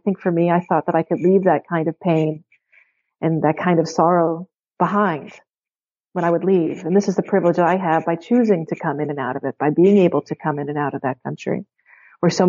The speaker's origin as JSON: {"language": "English", "town": "Pittsburgh", "region": "Pennsylvania", "country": "United States", "tie": "born or raised there", "said": "I teach at the University of Pittsburgh, and I'm actually from Pittsburgh"}